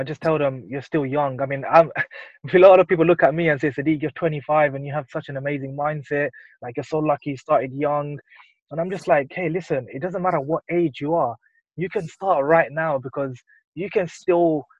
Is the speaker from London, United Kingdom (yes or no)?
yes; London, United Kingdom; I was born and raised here in London. I've lived here all my life.